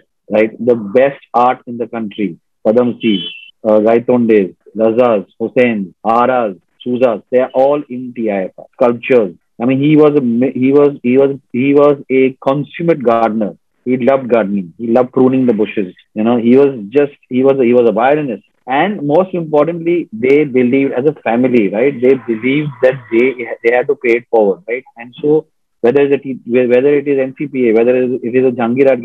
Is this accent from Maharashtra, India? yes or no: yes; Mumbai, Maharashtra, India; we all came from Green Lawns High School.